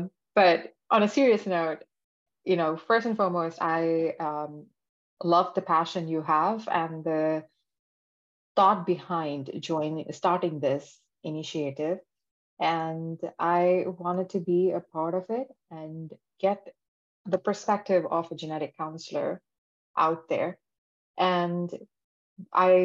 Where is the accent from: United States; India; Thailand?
India; moved away; I'm originally from India with background in genetic engineering